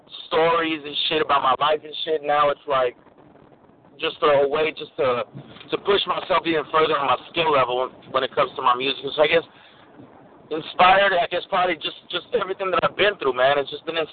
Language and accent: English; Los Angeles, California, United States; Born and raised in East Los, man. Born and raised in East Los. My whole family is from Michoacán, but born and raised in L.A., baby.